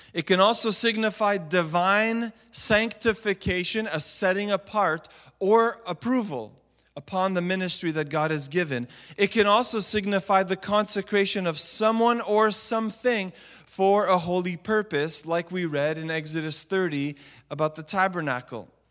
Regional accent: Montreal, Quebec, Canada; I was a youth pastor in the city of Montreal, my hometown

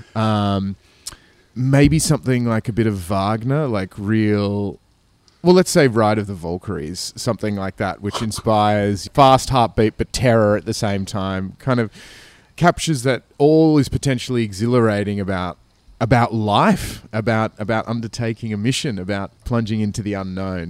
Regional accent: Australia; also born or lived in Sydney; as an Australian

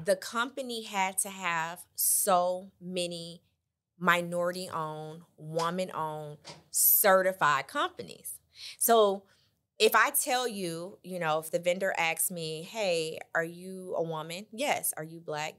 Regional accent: Michigan City, Indiana, United States; moved away as an adult; now in Indianapolis, United States; born and raised in Michigan City, Indiana.

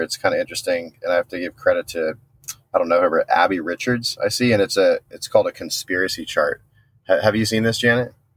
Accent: San Diego, California, United States; I'm from Southern California, born and raised in San Diego

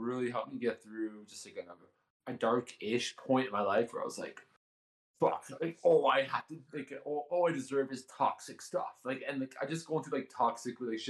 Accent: Canada; I'm Canadian

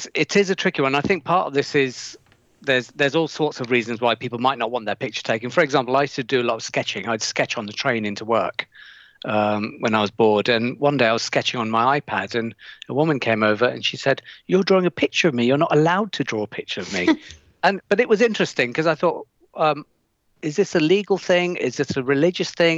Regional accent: Leicester, East Midlands, United Kingdom; I come from an area in Leicester called Highfields

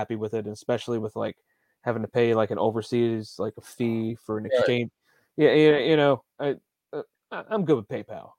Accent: Greece; Like, I'm from Greece, and like, in this issue, but later on, there's a character from Greece, and he's excited.

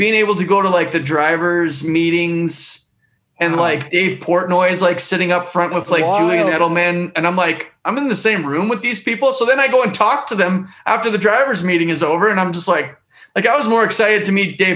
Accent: Western Canada, Canada; moved away; I grew up in Canada. So I grew up in Western Canada.

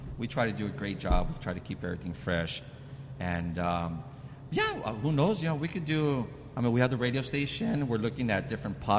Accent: Montebello, California, United States; also born or lived in Whittier; I grew up in Montebello, just next door

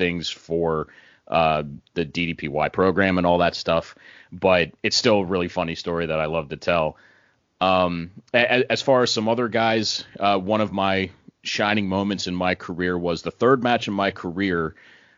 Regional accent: near Newville, Pennsylvania, United States; Newville was as close to my hometown as you can get

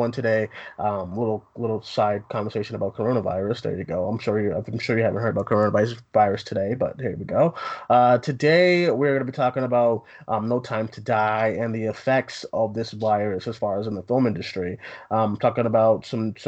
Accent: United States; as an American

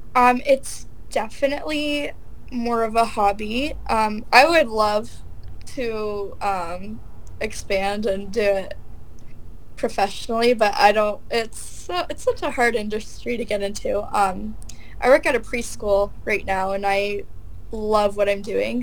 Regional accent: Wallaceburg, Ontario, Canada; I'm actually from Wallaceburg

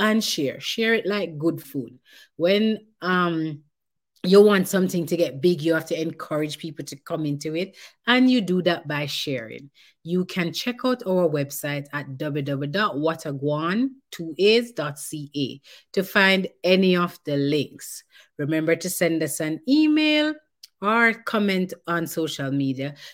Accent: Jamaica; as Jamaican parents

